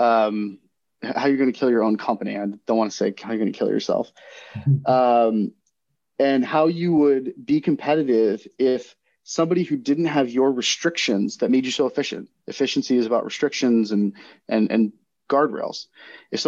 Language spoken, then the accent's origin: English; Florida, United States; my home state of Florida